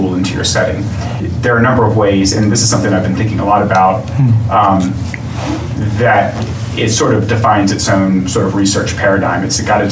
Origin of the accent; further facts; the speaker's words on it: Richmond, Virginia, United States; moved away as an adult; I grew up in Richmond, but moved back to Richmond